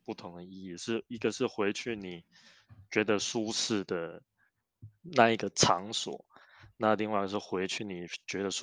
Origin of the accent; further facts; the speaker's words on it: Tainan, Taiwan; accent: Tainan accent (Taiwanese Hokkien); first language Taiwanese Hokkien; Chinese is a second language; moved away as an adult; now in Switzerland; 我是台南人，就是从出生到我离开呃离开台湾，都一直生活在台南。那我二十三岁大学毕业，然后退伍之后，我就来到瑞士，然后到现在也十十十一年了吗？